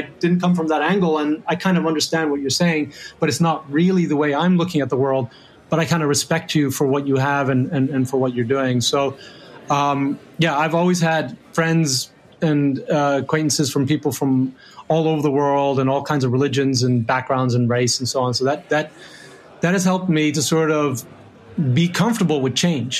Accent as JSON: {"language": "English", "town": "Rome", "region": "Lazio", "country": "Italy", "tie": "born or raised there", "said": "And then growing up in Rome, where I, you know, like unbelievable place with incredible history."}